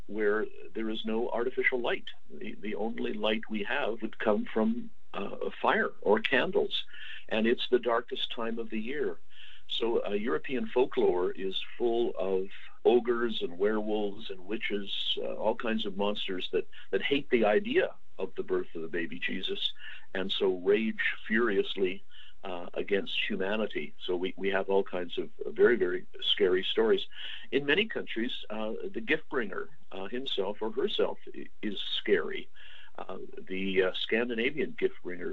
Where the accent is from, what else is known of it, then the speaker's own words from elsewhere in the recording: Canada; I'm a Canadian historian